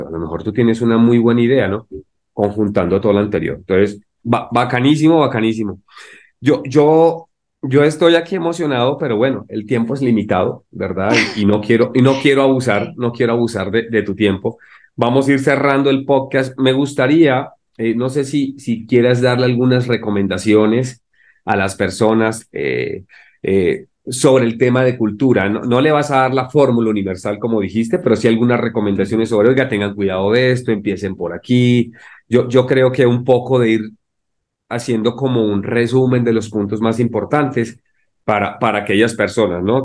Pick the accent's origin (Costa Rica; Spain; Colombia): Colombia; now in Mexico; soy de Colombia, pues, y llegué a México